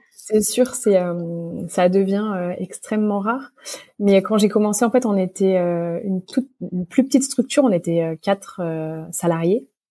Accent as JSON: {"language": "French", "area": "Monts du Lyonnais, Lyon region", "region": "Auvergne-Rhône-Alpes", "country": "France", "tie": "born or raised there", "said": "je suis originaire euh, de la région lyonnaise, des Monts du Lyonnais"}